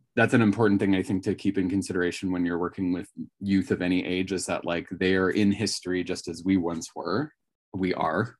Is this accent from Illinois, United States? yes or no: no; Northern California, United States; now in Washington, United States; I come from Northern California, so I think it was fairly gay friendly even, you know, at the time, um, that I was in school